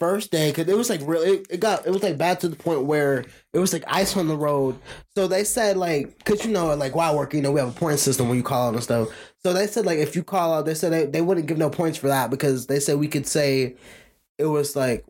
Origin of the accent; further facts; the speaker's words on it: Georgia, United States; also born or lived in Chicago, Illinois; I was born in Chicago, so like my first 3 years of my life I lived in Chicago before I moved to Georgia.